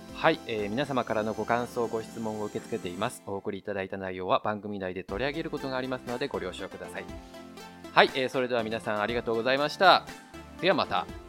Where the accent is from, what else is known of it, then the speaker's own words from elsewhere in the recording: Japan; now in Taiwan; 日本の僕台湾人パートナーを持つ日本人